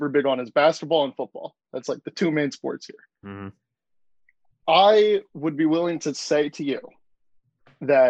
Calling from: Babylon, New York, United States; Calling in from Long Island, New York.

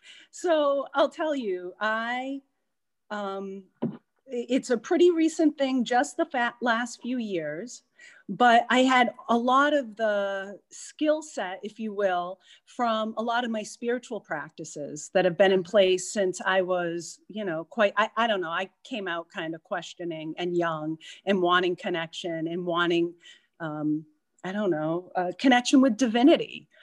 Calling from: Martha's Vineyard, Massachusetts, United States; So I am calling in from Martha's Vineyard. It's feel very blessed to be here.

